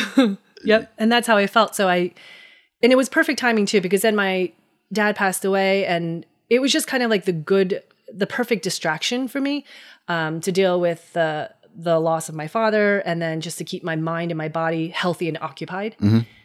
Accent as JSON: {"language": "English", "town": "Hackettstown", "region": "New Jersey", "country": "United States", "tie": "born or raised there", "said": "I was born and raised in New Jersey. Uh, grew up in Hackettstown, New Jersey"}